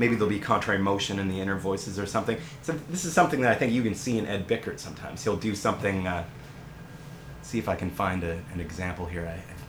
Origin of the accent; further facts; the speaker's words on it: Canada; being a Canadian, I decided it would be good to, you know, do something like